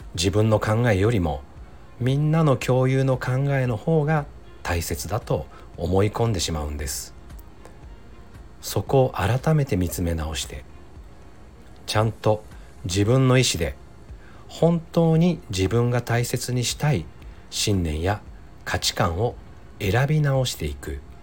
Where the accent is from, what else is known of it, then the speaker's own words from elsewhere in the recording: Ise, Mie, Japan; now in Nagoya, Japan; 私は三重県伊勢市の出身で今は名古屋に住んでいます